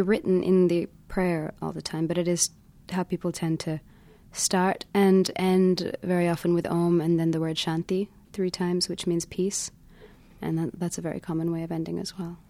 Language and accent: English; London, United Kingdom; also born or lived in India; I was growing up in London at that time, so I wasn't so involved with India, um, except for the time I would come every year for a couple of months